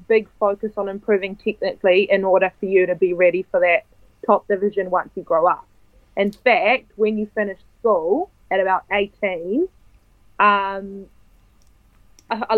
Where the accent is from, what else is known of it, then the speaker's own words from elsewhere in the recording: Italy; also born or lived in New Zealand; Um, well, my mother's Italian and my dad is Kiwi. So um, I was born in New Zealand, but I moved to Italy when I was 10.